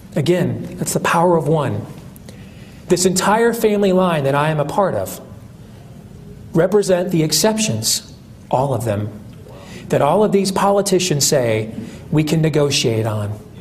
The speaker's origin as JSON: {"language": "English", "region": "Iowa", "country": "United States", "said": "a congressman in my home state, Steve King"}